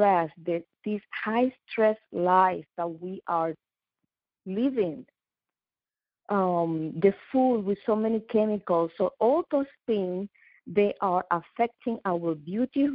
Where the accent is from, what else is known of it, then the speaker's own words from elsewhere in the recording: Puerto Rico; also born or lived in New York / Dubai; now in South Florida, United States; I am from Puerto Rico, but I've been living in New York.